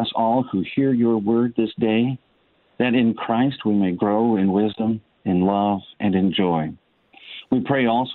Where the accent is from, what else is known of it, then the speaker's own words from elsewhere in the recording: Liberty, Missouri, United States; also born or lived in Tampa Bay, Florida; now in Tampa, United States; I grew up in Missouri in Liberty, which is in the Kansas City area